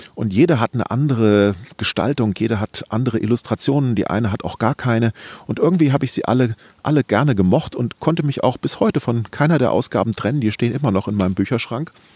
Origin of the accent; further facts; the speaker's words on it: Wiesbaden, Hesse, Germany; Ich bin in Wiesbaden groß geworden